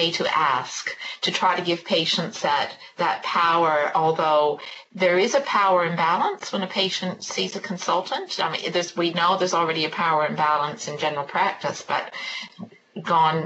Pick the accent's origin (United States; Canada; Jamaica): Canada; now in New Zealand; You may be able to tell from my accent, I'm from Canada originally